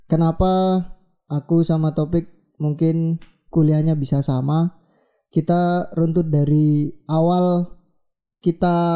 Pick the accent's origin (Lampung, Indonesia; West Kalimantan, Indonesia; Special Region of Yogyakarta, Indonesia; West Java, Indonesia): Special Region of Yogyakarta, Indonesia; Yogyakarta; apa ya dari kecil udah di Jogja tuh rasanya kayak pengen lah sesekali pengen keluar, keluar.